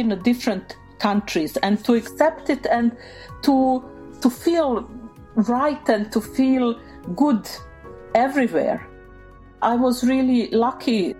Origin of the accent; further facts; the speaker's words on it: Sarajevo, Federation of Bosnia and Herzegovina, Bosnia & Herzegovina; English is a second language; moved away as an adult; now in Norway; I was born in Sarajevo. I grew up there. I went there to school and I've studied there